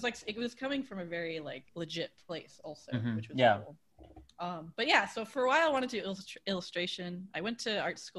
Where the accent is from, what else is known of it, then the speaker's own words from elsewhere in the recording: Long Island, New York, United States; but I'm like, yeah, so I'm from Long Island. For anyone who doesn't know, that's where the Jersey Shore people are actually from.